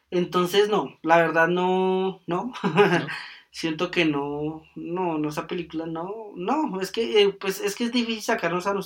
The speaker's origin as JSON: {"language": "Spanish", "country": "Colombia", "said": "somos colombianos"}